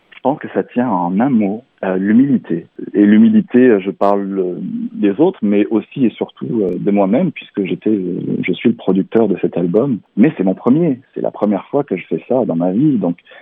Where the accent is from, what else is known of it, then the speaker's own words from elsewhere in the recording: Barcelonnette, Provence-Alpes-Côte d'Azur, France; moved away as an adult; now in Quebec, Canada; je suis né dans les Alpes du Sud, dans un petit village qui s'appelle Barcelonnette et euh, j'ai vécu euh, une grande partie de ma vie euh, donc dans les Alpes du Sud et en Provence Aix-en-Provence notamment